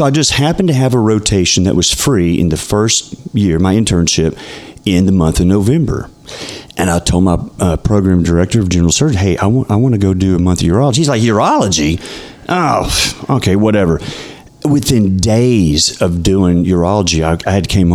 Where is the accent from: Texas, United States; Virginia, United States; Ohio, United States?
Texas, United States; Texarkana; I'm from Texarkana, actually